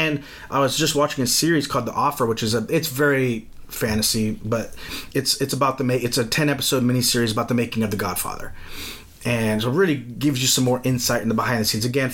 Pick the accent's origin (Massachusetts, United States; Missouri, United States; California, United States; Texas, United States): Texas, United States; as a Southerner